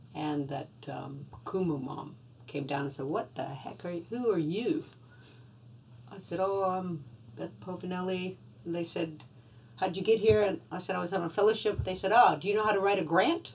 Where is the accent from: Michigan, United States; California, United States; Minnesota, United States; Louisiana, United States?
Louisiana, United States; now in Australia; I grew up in Louisiana, you know, outdoors